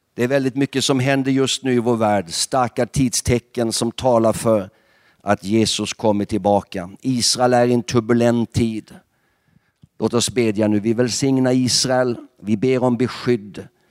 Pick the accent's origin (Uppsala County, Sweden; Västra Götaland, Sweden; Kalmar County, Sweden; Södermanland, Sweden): Kalmar County, Sweden; Nybro; jag är själv uppvuxen i Pingstkyrkan i Nybo